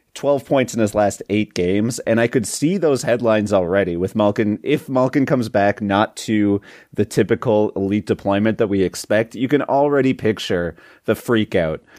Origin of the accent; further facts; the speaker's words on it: Canada; north of the border to my home country